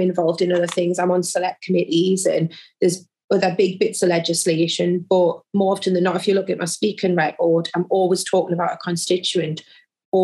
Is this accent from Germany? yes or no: no; Jarrow, North East England, United Kingdom; also born or lived in South Shields; I grew up in South Tyneside, which, so my constituency is part of that borough. So I grew up in the neighbouring constituency, Jarrow.